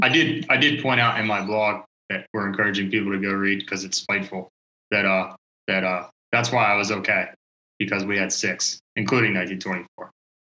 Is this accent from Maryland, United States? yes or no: yes; Silver Spring, Maryland, United States; I grew up in Maryland. I grew up in Silver Spring, Maryland, which is very close to the University of Maryland College Park